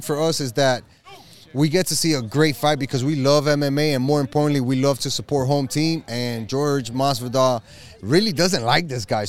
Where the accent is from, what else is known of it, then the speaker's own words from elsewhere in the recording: Dominican Republic; as a Dominican